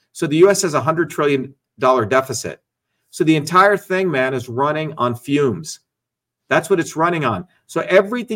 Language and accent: English; Newark, New Jersey, United States; moved away as an adult; also born or lived in India / Paterson, New Jersey / Clifton, New Jersey; now in Boston, United States; I came from India in 1970 when I was a kid, grew up in Jersey, in Newark, you know, in Patterson, Clifton